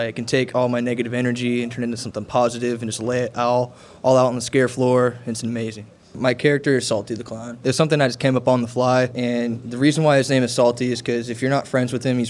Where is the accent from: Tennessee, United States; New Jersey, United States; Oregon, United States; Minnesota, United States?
Oregon, United States; Eugene; I'm 19. I'm from Eugene, Oregon.